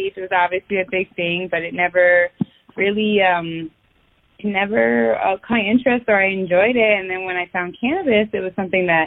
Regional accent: Westchester County, New York, United States; I am 28 years old, and I am from Westchester County in New York

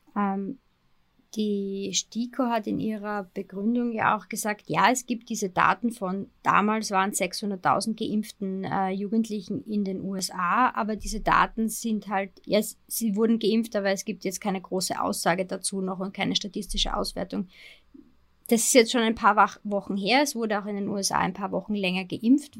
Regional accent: Austria; Bei uns in Österreich

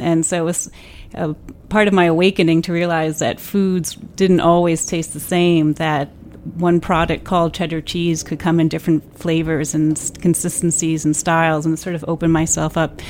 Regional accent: New Jersey, United States; my parents are English, and so I kind of relate to it because it is an English cheese. And when I was a child growing up in New Jersey

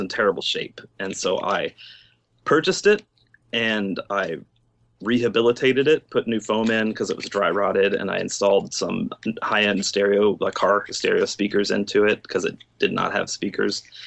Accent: Virginia, United States; moved away as an adult; also born or lived in Blacksburg, Virginia; now in Florida, United States; We're both from Virginia

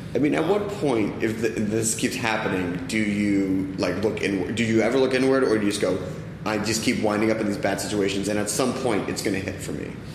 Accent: East Coast, United States; now in Los Angeles, United States; I'm from the East Coast.

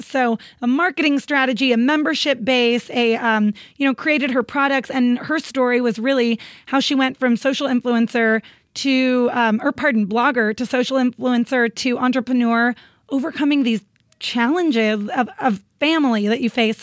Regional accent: Northern California, United States; moved away as an adult; also born or lived in San Diego, California; now in Los Angeles, United States; Originally, I'm from Northern California, this tiny town

